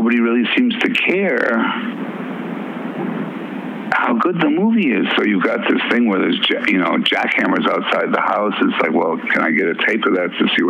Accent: Worcester, Massachusetts, United States; also born or lived in Minneapolis, Minnesota / New Orleans, Louisiana; we moved to Worcester, Massachusetts.

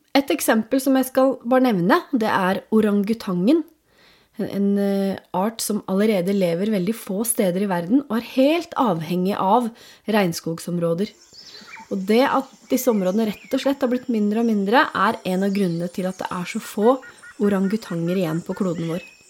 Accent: Norway

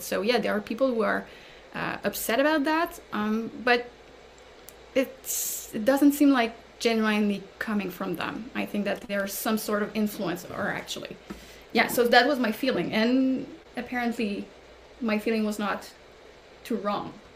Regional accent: Canada; as a Canadian

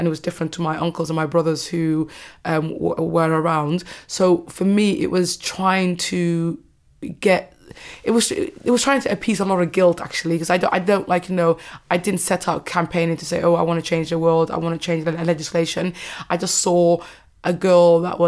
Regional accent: Cardiff, Wales, United Kingdom; when I was growing up in Cardiff

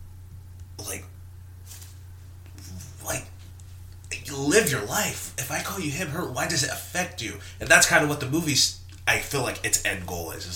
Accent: the South, United States; I'm from the South

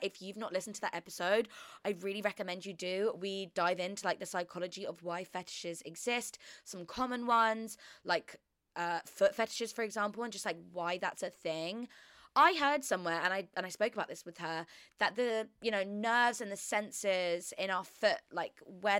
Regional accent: Australia; He started to talk in a Southern American accent. We're Australian.

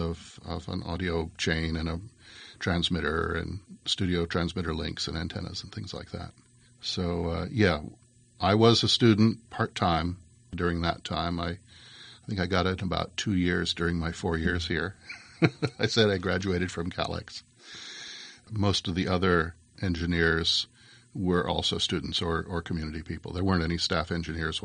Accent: Berkeley, California, United States; we moved away from Berkeley right after some of the worst of the People's Park riots up to more rural Northern California and finished high school there

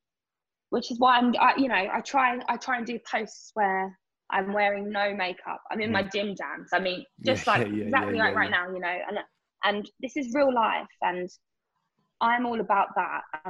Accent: Essex, East of England, United Kingdom; especially as a young girl and especially growing up in Essex

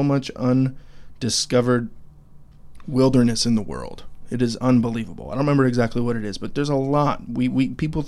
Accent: Idaho, United States; now in Clarksville, United States; we live here in Tennessee, Clarksville, Tennessee. But we're both from Idaho.

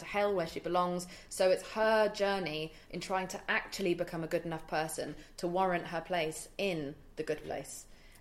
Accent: England, United Kingdom; also born or lived in India; I'm English

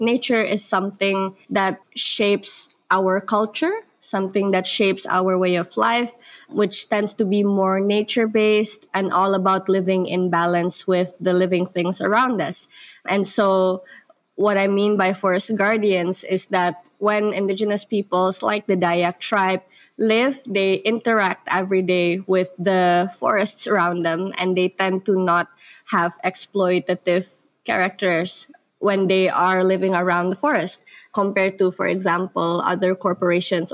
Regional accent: Bogor, West Java, Indonesia; I was raised in Bogor, which is located in Java Island in Indonesia

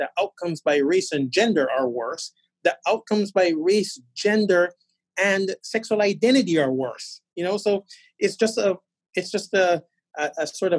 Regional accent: Boston, Massachusetts, United States; people will say to me, where are you from? And I'd say, Boston.

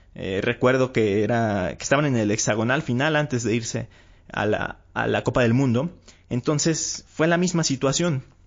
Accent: Mexico; aquí en mi país

